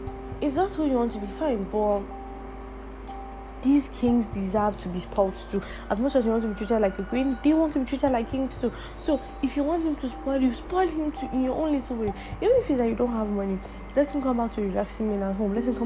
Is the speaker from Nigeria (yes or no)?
yes; Nigeria; English is a second language; I, as a Nigerian